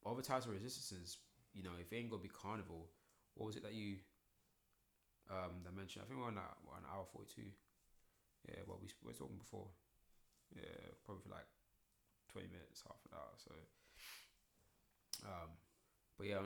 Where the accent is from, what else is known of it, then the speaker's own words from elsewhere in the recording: Croydon, London, United Kingdom; I'm from Croydon